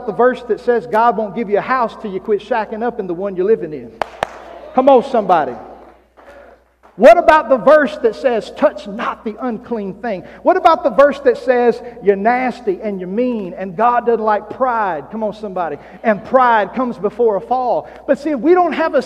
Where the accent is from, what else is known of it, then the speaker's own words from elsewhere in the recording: South Arkansas, United States; now in Oklahoma, United States; I was raised in South Arkansas